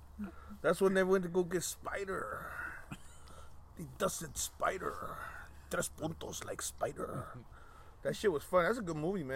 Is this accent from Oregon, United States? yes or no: yes; Portland, Oregon, United States; Mexican, bro. Like pura raza. Like, we're all from Colima around here, you know what I mean? Well, I'm born here, but my family's 100% from Colima.